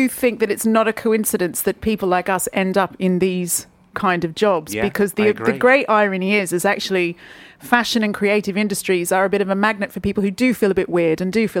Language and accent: English; Australia; now in United Kingdom; I'm Australian.